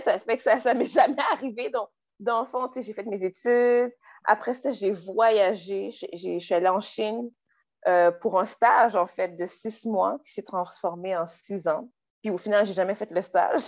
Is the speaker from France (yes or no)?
no; Quebec, Canada; Je suis euh, née au Québec de parents haïtiens. Euh, mm. j'ai grandi au Québec, j'ai fait mon éducation au Québec